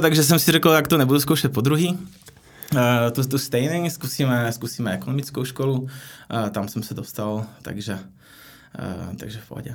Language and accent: Czech; Slovakia; Czech is a second language; moved away as an adult; also born or lived in Prague / India / Philippines; now in Czech Republic; Já jsem původem ze Slovenska